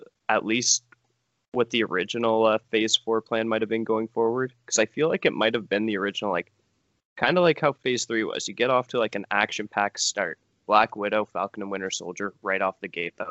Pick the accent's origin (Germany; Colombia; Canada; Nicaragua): Canada; I'm from Canada, based there, living there